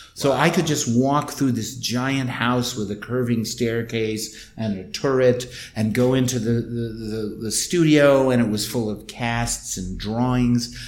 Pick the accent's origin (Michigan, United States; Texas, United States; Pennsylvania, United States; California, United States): Michigan, United States; Ann Arbor; also born or lived in Massachusetts / East Pakistan (Bangladesh); I grew up in Ann Arbor, which was a very liberal college town in the Midwest